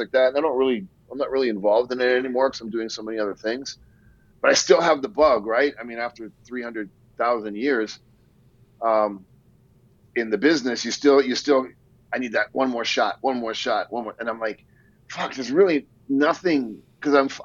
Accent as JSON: {"language": "English", "country": "Canada", "said": "we're both Canadian"}